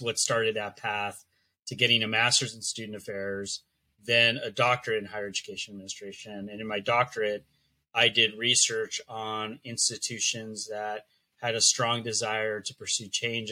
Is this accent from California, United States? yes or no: yes; Los Angeles, California, United States; first language Spanish; English is a second language; I am a native Angeleno, born and raised in Los Angeles